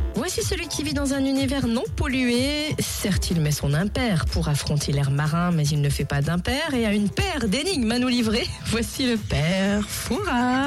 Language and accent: French; France; chez nous, en France